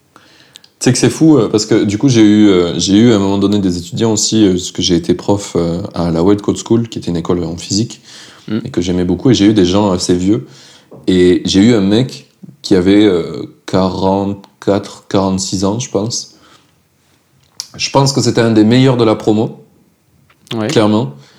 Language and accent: French; France; en tant que Français